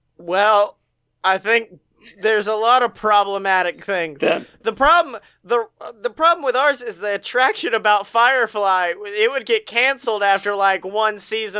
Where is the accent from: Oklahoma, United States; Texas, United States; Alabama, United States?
Alabama, United States